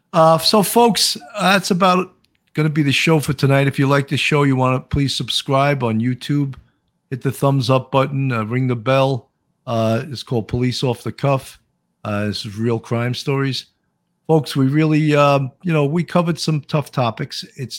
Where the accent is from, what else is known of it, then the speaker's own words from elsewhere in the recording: New York, United States; accent: Long Island; I hope I lost some of my Long Island accent, you know, and it became a New York, because I worked my whole career in Manhattan North, which is a different accent than Long Island, you know.